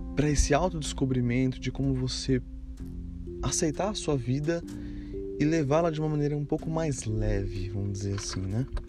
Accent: Brazil; moved away as an adult; me levou a sair do Brasil de maneira definitiva

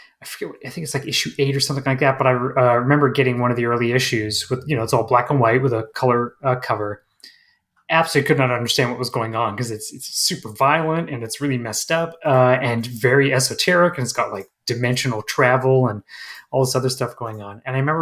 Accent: Manitoba, Canada; I grew up like when I was a kid, I grew up in Northern Manitoba, Canada, in a very small, sort of place.

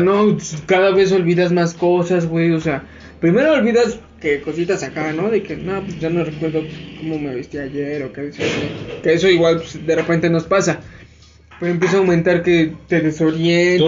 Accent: Mexico; Aquí en México

